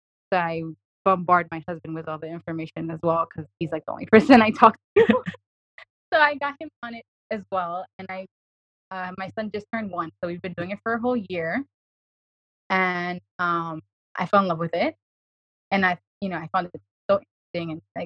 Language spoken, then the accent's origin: English; New York City, New York, United States; I'm from New York City